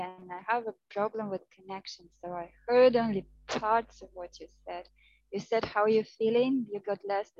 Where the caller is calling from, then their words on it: Goa, India; I am calling from India. I am in Goa, in India, where I live now.